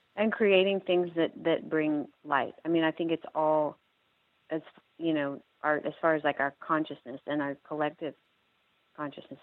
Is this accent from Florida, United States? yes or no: no; Austin, Texas, United States; I'm from Austin, Texas